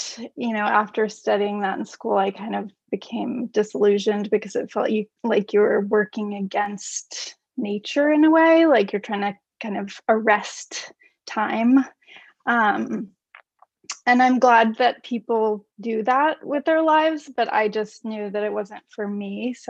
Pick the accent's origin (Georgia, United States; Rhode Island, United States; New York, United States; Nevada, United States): Rhode Island, United States; Newport; also born or lived in Beaufort, South Carolina; I'm from the East Coast as well. And like David and Jenny, I took the circuitous path getting here. I studied historic preservation in undergrad, and because I'm from these places where history is really important, Newport, Rhode Island, and Beaufort, South Carolina